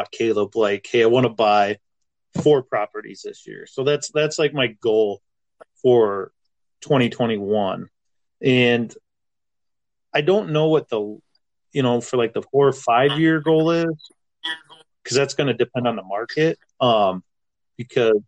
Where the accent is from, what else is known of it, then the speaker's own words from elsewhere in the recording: Irwin, Iowa, United States; moved away as an adult; also born or lived in Minneapolis; I grew up in Irwin, Iowa. I grew up in town, but I worked on a farm